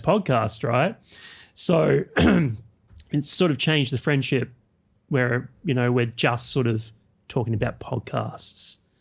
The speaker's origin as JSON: {"language": "English", "town": "Canberra", "region": "Australian Capital Territory", "country": "Australia", "tie": "born or raised there", "said": "I grew up in Canberra"}